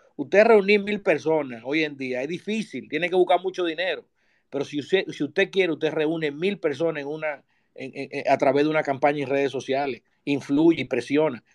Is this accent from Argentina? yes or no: no; Dominican Republic; Los dominicanos